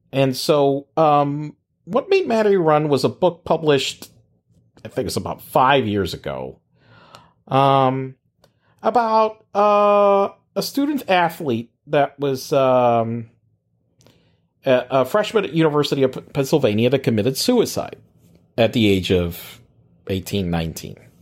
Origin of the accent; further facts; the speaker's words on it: Puerto Rico; moved away as an adult; also born or lived in Pittsburgh; in Puerto Rico, we were in high school